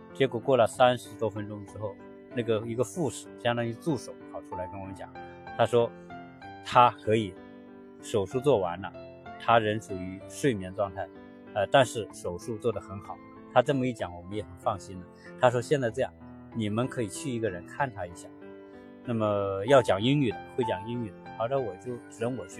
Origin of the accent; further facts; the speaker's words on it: China; now in United States; 我们中国人